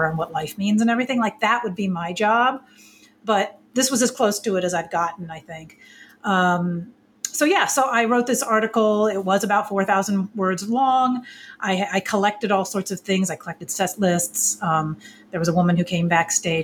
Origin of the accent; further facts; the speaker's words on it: East Coast, United States; I'm from the East Coast